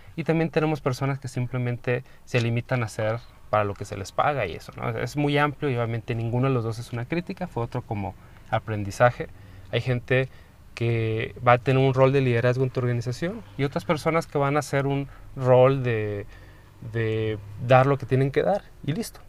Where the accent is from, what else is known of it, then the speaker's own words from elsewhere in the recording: Mexico; como persona, como em, mexicano, como medio latino